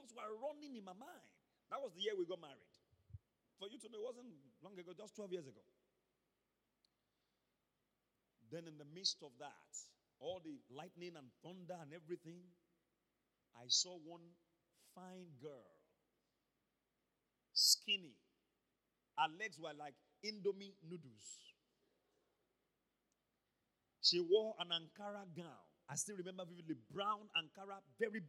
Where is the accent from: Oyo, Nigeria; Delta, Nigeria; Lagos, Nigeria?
Oyo, Nigeria; Ibadan; also born or lived in Akobo; when I was growing up in Mokola, I used to play football on the street